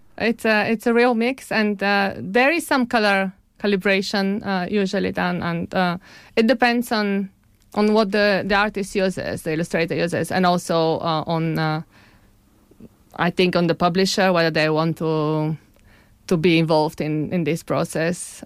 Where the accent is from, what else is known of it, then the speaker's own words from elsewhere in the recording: Sofia, Sofia City, Bulgaria; also born or lived in Bologna, Italy; now in Cambridge, United Kingdom; I'm Bulgarian. I grew up in Sofia, in Bulgaria. And, uh, then I moved to Italy, Bologna